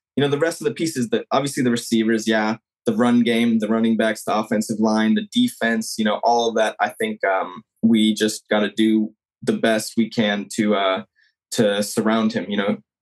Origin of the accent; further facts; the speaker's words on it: San Jose, California, United States; I grew up in San Jose